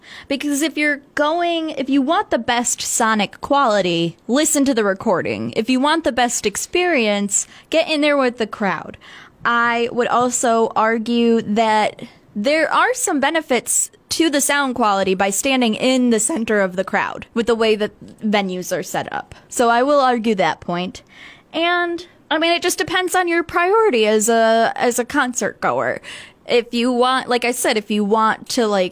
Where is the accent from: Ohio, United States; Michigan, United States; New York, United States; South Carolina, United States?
Michigan, United States; Detroit; we're from Detroit